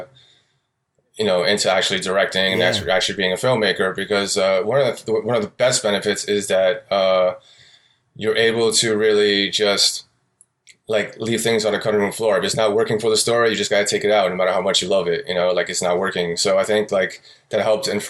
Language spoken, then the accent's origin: English; New York City, New York, United States; moved away as an adult; now in Oakland, United States; I grew up in New York City, Astoria, Queens. I lived there about pretty much my whole life